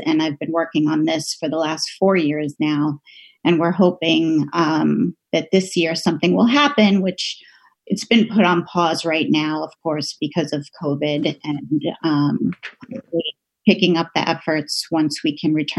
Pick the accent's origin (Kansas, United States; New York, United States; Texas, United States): New York, United States; Borough Park; It was just a wonderful time to grow up there, a really close-knit neighborhood.